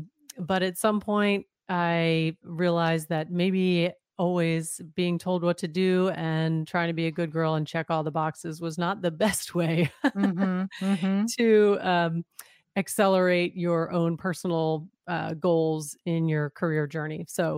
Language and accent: English; Pennsylvania, United States; So a little bit on my background. I was raised outside Philadelphia.